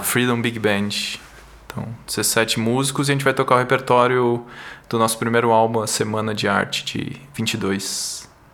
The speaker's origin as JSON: {"language": "Portuguese", "region": "São Paulo", "country": "Brazil", "tie": "born or raised there", "also_born_or_lived": "São José dos Campos", "said": "Sim, sim, eu sou de São Paulo. Nasci aqui, morei um tempo no interior, São José dos Campos, mas depois voltei para cá para fazer faculdade de engenharia."}